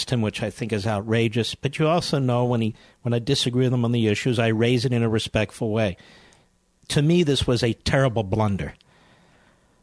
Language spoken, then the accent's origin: English; Northeast, United States; I was born in the Northeast myself